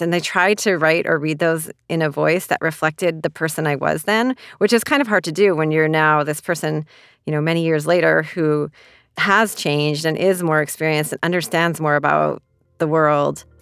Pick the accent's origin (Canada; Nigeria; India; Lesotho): Canada; moved away as an adult; also born or lived in China; now in New York City, United States